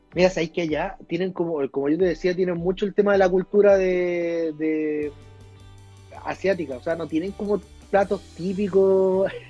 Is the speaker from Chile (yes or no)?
yes; Chile; also born or lived in New Zealand; soy chileno